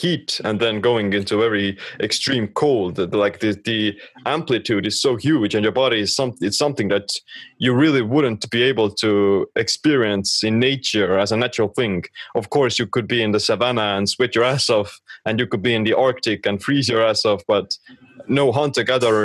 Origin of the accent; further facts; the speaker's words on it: Estonia; I'm from Estonia